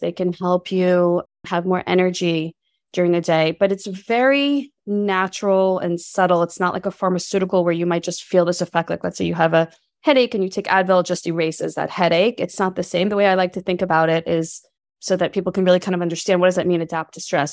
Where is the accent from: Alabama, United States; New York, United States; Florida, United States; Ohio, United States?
New York, United States; New York City; moved away; also born or lived in Berkeley, California; I'm from New York City. We moved across the country to California